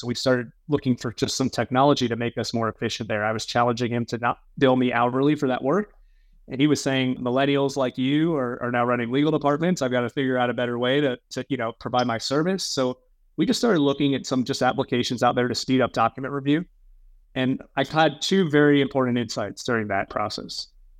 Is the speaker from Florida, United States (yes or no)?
yes; Miami, Florida, United States; I grew up in the Miami area.